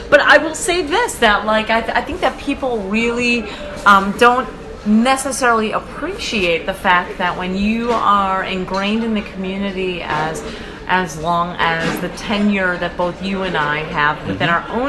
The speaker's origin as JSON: {"language": "English", "town": "Long Island", "region": "New York", "country": "United States", "tie": "born or raised there", "said": "the one I remember seeing it when I was growing up in Long"}